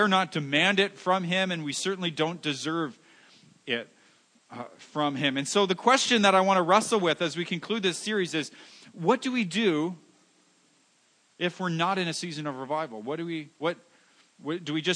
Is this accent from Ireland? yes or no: no; Canada; we're Canadian